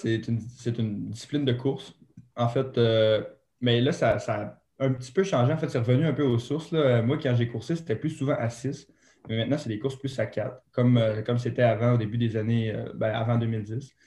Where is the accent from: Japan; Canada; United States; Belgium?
Canada; Saguenay, Quebec; Moi, je viens du Saguenay, au Mont-Bélu.